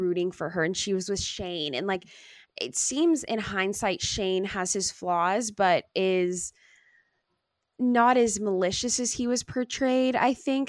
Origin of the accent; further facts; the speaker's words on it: Long Beach, California, United States; I'm from Long Beach, like, I've been around a lot of diversity in my life